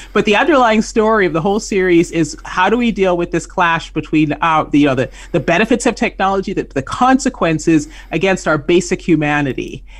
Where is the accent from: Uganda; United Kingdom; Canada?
Canada; moved away as an adult; I grew up in Canada, so I worked up north